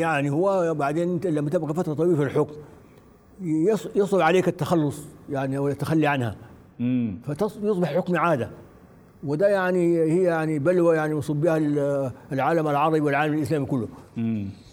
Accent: Sudan; نحن في السودان

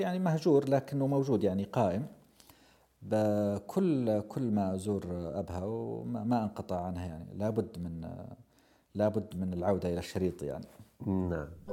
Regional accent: Abha, Asir, Saudi Arabia; أنا قريتي في بدايات، آه، جبل السودة، وأبها كلها أصلاً فوق جبل

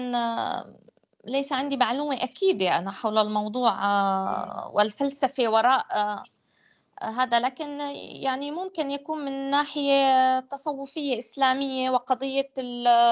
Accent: Syria; أنا لست ابنة دمشق أنا ابنة محافظة أخرى في سوريا

